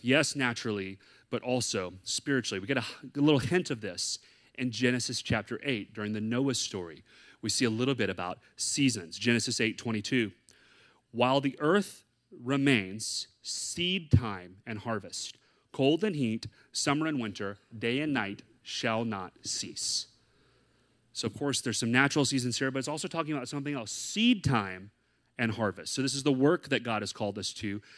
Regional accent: the South, United States; moved away as an adult; now in San Diego, United States; I'm from the South

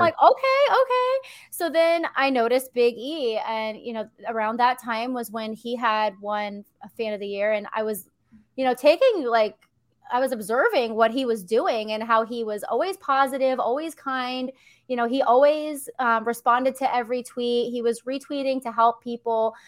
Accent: Philadelphia, Pennsylvania, United States; I grew up in Pennsylvania

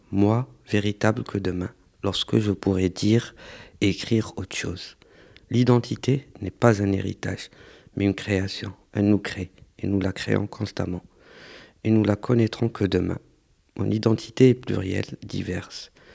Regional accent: Algeria; now in Marseille, France; je suis algérien, je suis diplômé de l'école des beaux-arts et je travaille en tant que moniteur

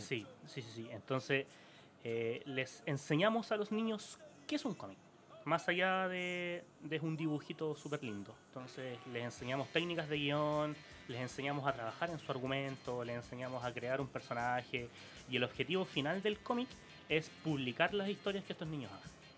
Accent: Santiago, Santiago Metropolitan Region, Chile; como somos de La Pintana

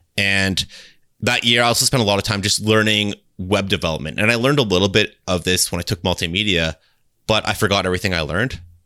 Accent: Kitchener, Ontario, Canada; I'm from, um, Ontario, Canada, and I'm from a city called Kitchener

